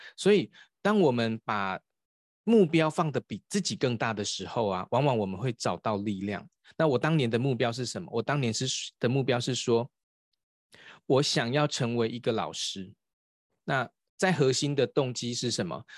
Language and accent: Chinese; Taiwan; 我们台湾有一个博士叫萧文干博士。